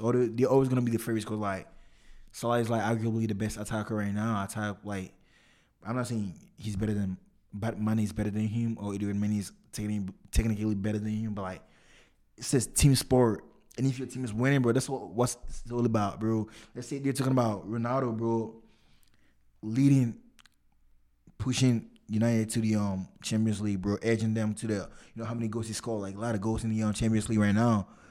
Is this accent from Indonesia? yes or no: no; Ghana; I'm Ghanaian